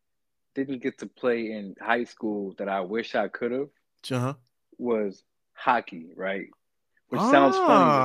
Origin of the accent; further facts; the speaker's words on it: Chicago, Illinois, United States; I'm from Chicago. So hooping was life.